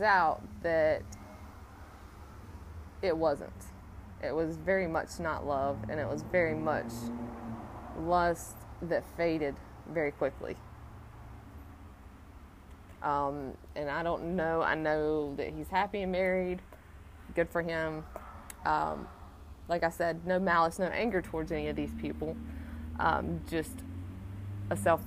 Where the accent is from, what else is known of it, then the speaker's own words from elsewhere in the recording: Salisbury, North Carolina, United States; also born or lived in Asheville, North Carolina; I was adopted by my grandparents who lived in Salisbury. So I grew up my whole life in Salisbury